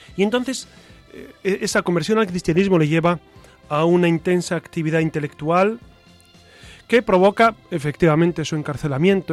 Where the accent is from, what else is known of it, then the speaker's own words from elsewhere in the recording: Burgos, Castile and León, Spain; also born or lived in Quintana Roo, Mexico; yo soy de Burgos